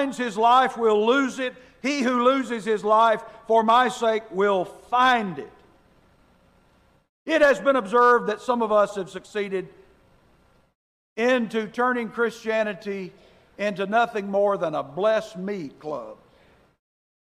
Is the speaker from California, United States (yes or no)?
no; Alabama, United States; I grew up in Alabama